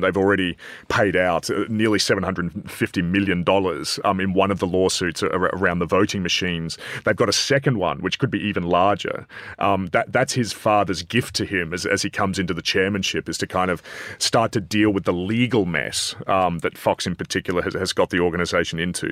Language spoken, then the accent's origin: English; Adelaide, South Australia, Australia; I'm from Adelaide